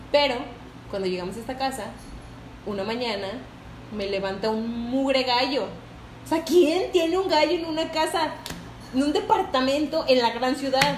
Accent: Tampico, Tamaulipas, Mexico; now in Guadalupe, Mexico; soy de Tampico. de la ciudad de Tampico, un puerto hermoso

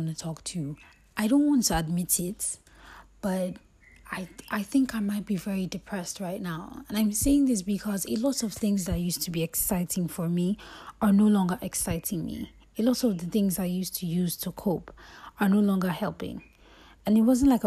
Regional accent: Lagos, Nigeria; moved away as an adult; I grew up in Lagos

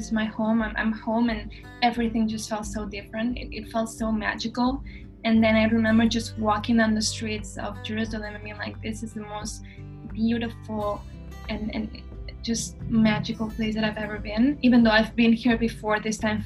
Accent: Barcelona, Catalonia, Spain; also born or lived in Bethlehem, Palestine; I was born in Palestine, but I was raised here in Barcelona

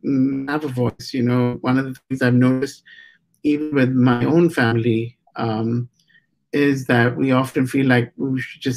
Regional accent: India; I'm Asian, even though I'm from India

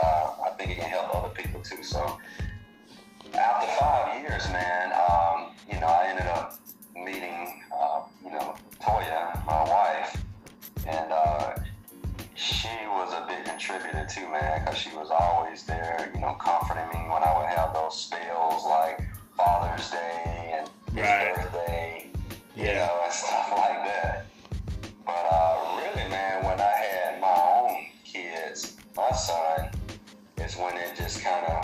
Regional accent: Birmingham, Alabama, United States; Born and raised in Birmingham, Alabama, down here in the South

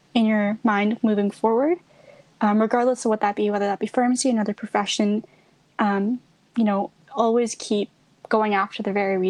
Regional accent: Canada; also born or lived in India; I actually wasn't born in Canada. I came from India. I came here when I was 4

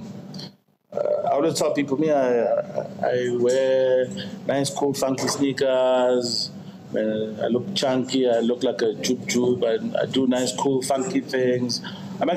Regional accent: South Africa

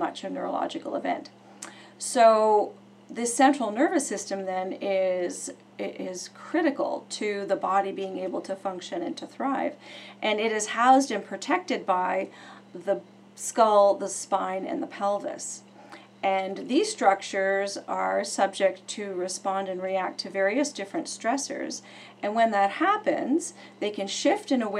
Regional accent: Oakville, Ontario, Canada; I have been in chiropractic for 27 years in my hometown of Oakville, Ontario.

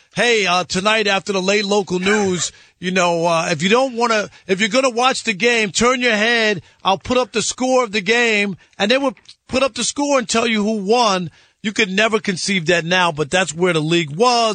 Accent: New York City, New York, United States; I'm from Jamaica, Queens

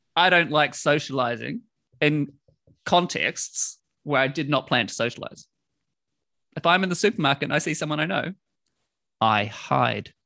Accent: New Zealand; moved away as an adult; now in London, United Kingdom; I came from New Zealand

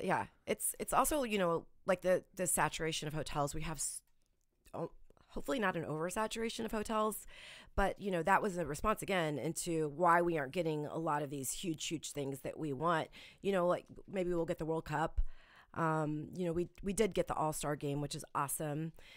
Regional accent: Independence, Missouri, United States; I grew up in Independence. I grew up very close to the Royal Stadium

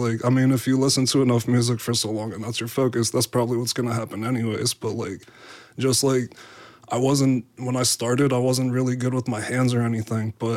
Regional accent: New York City, New York, United States; also born or lived in Staten Island; now in Pittsburgh, United States; I'm from Canarsie, and then we ended up moving to Staten Island as well.

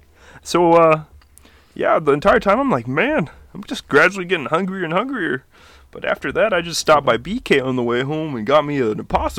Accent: Fiji; also born or lived in Fresno, United States; But we also lived in Fresno. I was born in Fresno. Moved back to Fiji.

